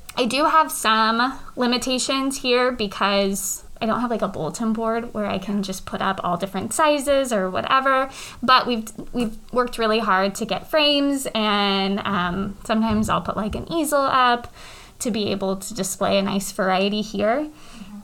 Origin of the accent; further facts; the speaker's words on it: North Kansas City, Missouri, United States; I grew up in the North Kansas City School District